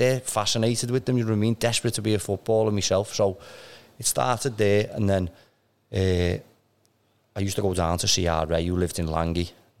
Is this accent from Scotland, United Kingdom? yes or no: no; Croxteth, North West England, United Kingdom; So I grew up in Crochy, right next to the Red Drum.